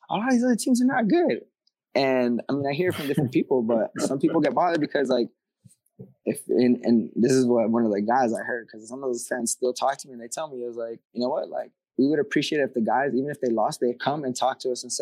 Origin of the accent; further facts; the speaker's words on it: California, United States; I mean, I come from Cali, bro, and I'll tell you straight up, to get fans in Cali is hard